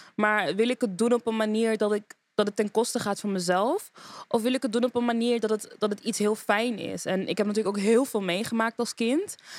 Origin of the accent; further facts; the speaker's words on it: Amsterdam, North Holland, Netherlands; moved away as an adult; now in Rotterdam, Netherlands; Ik ben een Amsterdammer, geboren en getogen